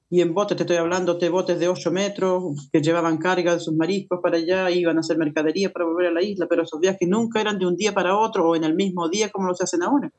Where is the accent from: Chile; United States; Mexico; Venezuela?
Chile; Calbuco, Los Lagos; pertenezco a una federación eh, que, somos de Calbuco y un sindicato de pescadores que somos de la isla